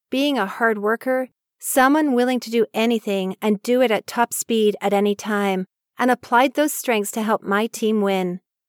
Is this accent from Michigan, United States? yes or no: yes; Oak Park, Michigan, United States; Growing up in Oak Park, a small suburb of Detroit, Michigan, I knew from an early age that I loved one activity over any other.